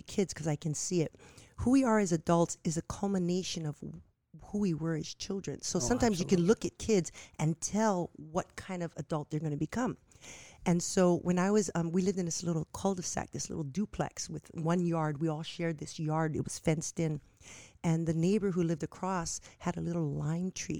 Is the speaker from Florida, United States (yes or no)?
no; Nanakuli, Hawaii, United States; I was born and raised in Nanakuli